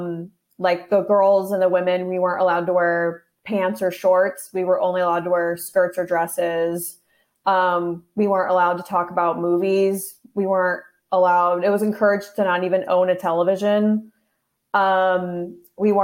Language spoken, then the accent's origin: English; Wildomar, California, United States; I grew up in Riverside County, which is right next to Orange County, in a little town called Wildomar